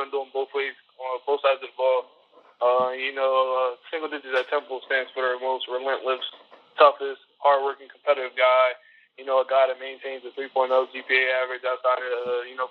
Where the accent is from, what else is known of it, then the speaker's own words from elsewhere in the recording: Millville, New Jersey, United States; I grew up in Millville, New Jersey. Pretty rough area, South Jersey.